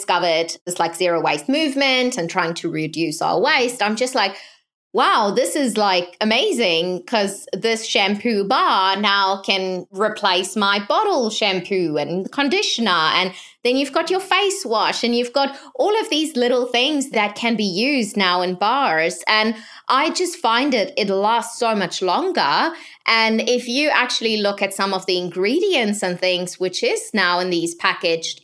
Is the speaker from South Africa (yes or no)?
yes; South Africa; growing up in South Africa